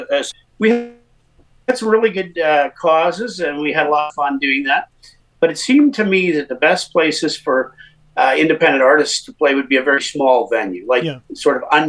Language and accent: English; Winnipeg, Manitoba, Canada; moved away as an adult; also born or lived in Calgary; I was actually born and raised in Winnipeg